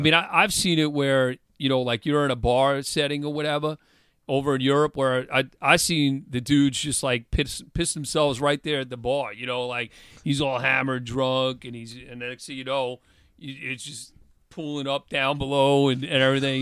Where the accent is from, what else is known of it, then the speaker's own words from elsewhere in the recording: Long Island, New York, United States; also born or lived in Stony Brook, New York; I moved from Longwood and Quorum area to Stony Brook in, in eleventh grade